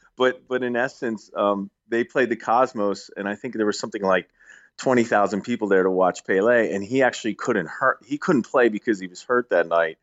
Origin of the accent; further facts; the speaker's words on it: Philadelphia, Pennsylvania, United States; I grew up in Philadelphia area